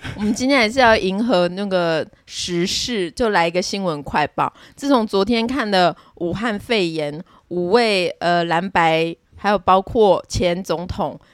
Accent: Taiwan; 我们台湾人

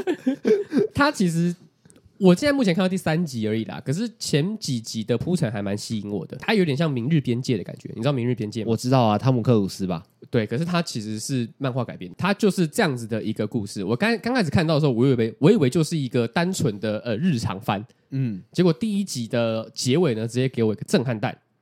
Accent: New Taipei, Taiwan; 新北人，抱歉，我不是台北人

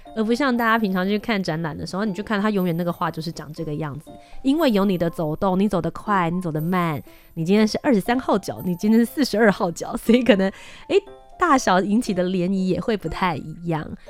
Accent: Kaohsiung, Taiwan; 我身份证背面写的，我是高雄人

